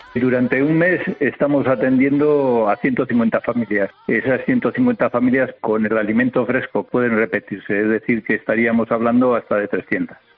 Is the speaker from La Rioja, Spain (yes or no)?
yes; Arnedo, La Rioja, Spain; moved away as an adult; now in Brazil; Cuando era niño había ese espíritu en Arnedo